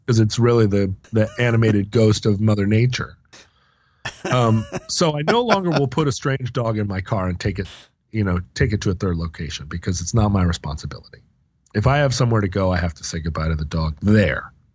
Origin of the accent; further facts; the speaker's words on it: Alaska, United States; growing up in Alaska